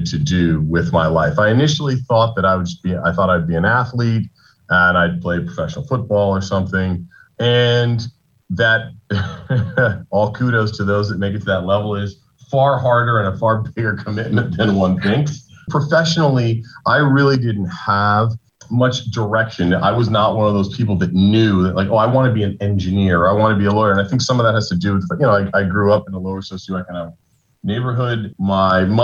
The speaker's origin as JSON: {"language": "English", "town": "Los Angeles", "region": "California", "country": "United States", "tie": "born or raised there", "also_born_or_lived": "New York", "moved": "yes", "lives_now": "Houston, United States", "said": "I grew up in Los Angeles. I spent 13 years in New York, and I have now been in Houston very happily for 13 years"}